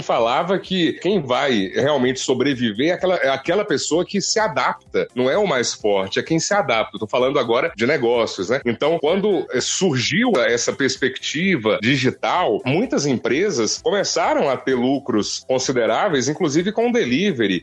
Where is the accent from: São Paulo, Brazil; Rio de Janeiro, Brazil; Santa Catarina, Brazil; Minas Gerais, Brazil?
Minas Gerais, Brazil; Serranópolis de Minas; also born or lived in Porteirinha; now in Montes Claros, Brazil; Eu nasci em Porteirinha, mas passei toda a minha infância lá em Serranópolis de Minas